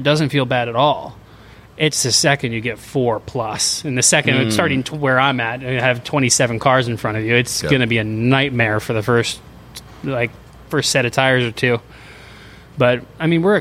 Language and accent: English; Florida, United States; my parents moved to Florida before I was ever born.